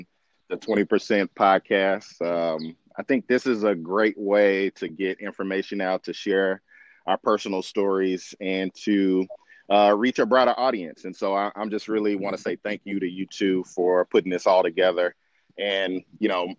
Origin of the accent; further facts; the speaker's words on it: Tulsa, Oklahoma, United States; I am proud to be from Tulsa, Oklahoma, because I grew up what is called on the north side of Tulsa